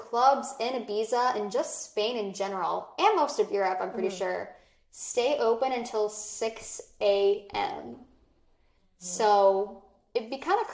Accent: United States

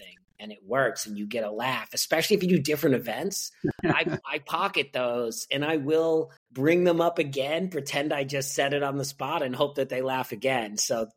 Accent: Boston, Massachusetts, United States; moved away as an adult; also born or lived in San Diego; I grew up in Boston, Massachusetts. Also spent about 10 years in San Diego, but this is where I'm born and raised, where I am now and where I'm from

